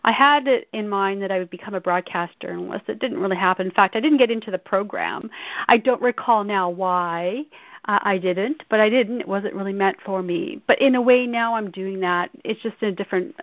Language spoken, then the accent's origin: English; Saskatchewan, Canada; I'm a prairie girl. I grew up in Saskatchewan.